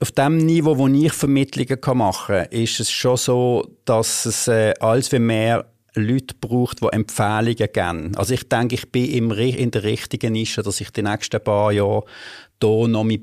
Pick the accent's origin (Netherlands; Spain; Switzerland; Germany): Switzerland; Basel, Basel-Stadt; Also ich bin mal ursprünglich in der Gundelig liegen aufgewachsen, wie, wenn ich alles im Gundelig